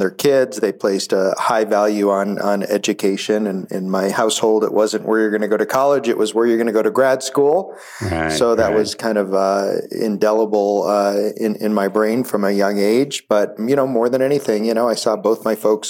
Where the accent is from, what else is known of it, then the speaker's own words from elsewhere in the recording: Buffalo, New York, United States; I grew up in Buffalo, New York, and I guess a normal middle-class family